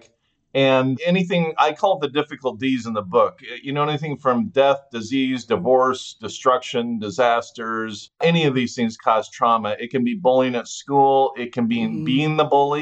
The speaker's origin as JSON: {"language": "English", "town": "Fullerton", "region": "California", "country": "United States", "tie": "born or raised there", "said": "I grew up in Southern California"}